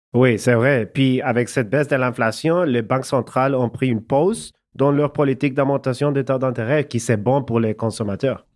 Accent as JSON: {"language": "French", "country": "El Salvador", "tie": "born or raised there", "also_born_or_lived": "Montreal, Canada", "second_language": "French", "moved": "as an adult", "lives_now": "Canada", "said": "j'ai grandi au Salvador, dans l'Amérique centrale, comme tu sais. Je déménageais au Canada quand j'avais 19 ans."}